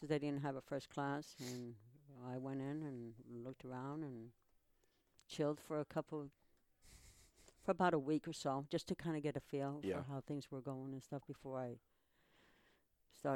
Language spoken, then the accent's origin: English; New York City, New York, United States; moved away; also born or lived in Puerto Rico; So that's where I was raised